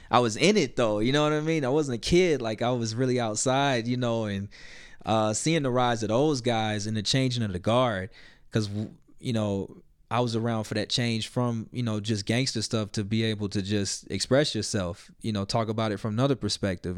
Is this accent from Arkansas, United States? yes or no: yes; Little Rock, Arkansas, United States; moved away as an adult; now in Denver, United States; I'm from Little Rock, Arkansas originally